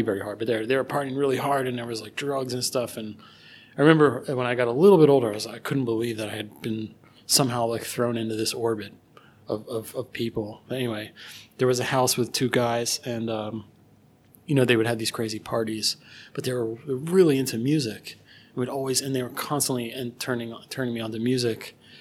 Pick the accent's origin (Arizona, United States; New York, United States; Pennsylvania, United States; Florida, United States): Pennsylvania, United States; Philadelphia; I grew up in Philadelphia